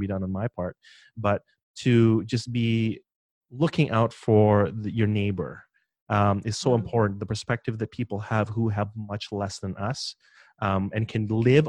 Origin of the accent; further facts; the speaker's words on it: Philippines; moved away; I'm from the Philippines